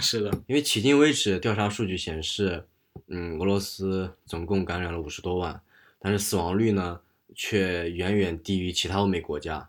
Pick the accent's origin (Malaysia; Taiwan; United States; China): China; moved away as an adult; now in Russia; 我们中国人戴口罩